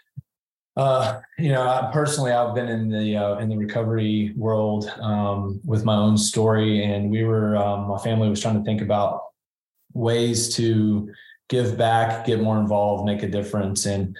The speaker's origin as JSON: {"language": "English", "town": "Nashville", "region": "Tennessee", "country": "United States", "tie": "born or raised there", "said": "Yeah, I grew up in Nashville, Tennessee, and had two loving parents, a younger brother"}